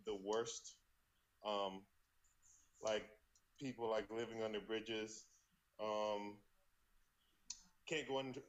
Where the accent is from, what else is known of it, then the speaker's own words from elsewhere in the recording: United States; moved away as an adult; also born or lived in China; I'm a light-skinned African man. I'm a light-skinned Black American person.